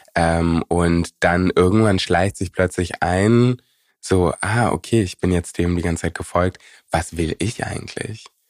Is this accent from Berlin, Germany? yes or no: yes; Berlin, Germany; Prenzlauer Berg, wo ich aufgewachsen bin, ist in den 90ern und Anfang 2000ern ähm, sehr weiß gewesen